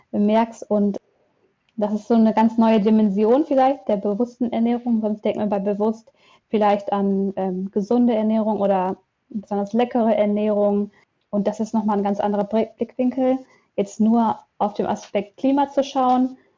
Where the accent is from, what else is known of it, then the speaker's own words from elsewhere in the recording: Münster, North Rhine-Westphalia, Germany; Aus Münster.